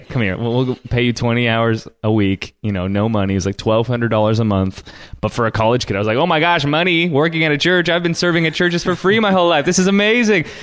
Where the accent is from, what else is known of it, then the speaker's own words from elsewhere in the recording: Canada; I'm Canadian.